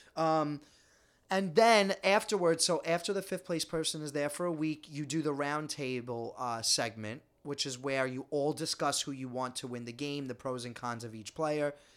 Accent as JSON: {"language": "English", "town": "New York City", "region": "New York", "country": "United States", "said": "We're just Italian from Staten Island"}